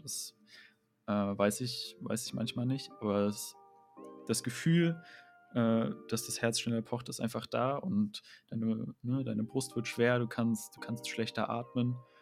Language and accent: German; Dresden, Saxony, Germany; moved away as an adult; now in Leipzig, Germany; Ich komme ja aus Dresden